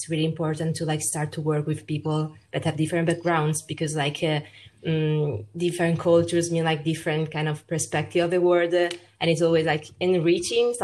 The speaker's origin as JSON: {"language": "English", "country": "Italy", "tie": "born or raised there", "second_language": "English", "moved": "yes", "said": "I was born in Italy and raised in Italy, but like my parents are from Peru"}